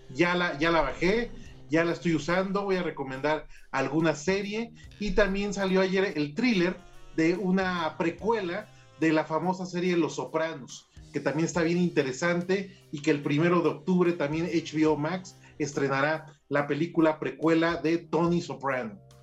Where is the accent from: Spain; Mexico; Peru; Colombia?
Mexico; Yo soy white mexicana